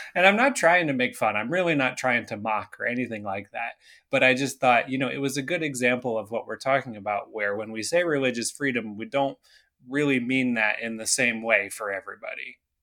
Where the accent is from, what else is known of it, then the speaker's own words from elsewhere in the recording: Canada; I grew up in Canada